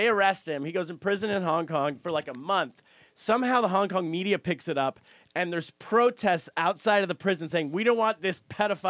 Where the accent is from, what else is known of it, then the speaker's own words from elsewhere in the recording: United States; Because I'm an American, I can just go right through.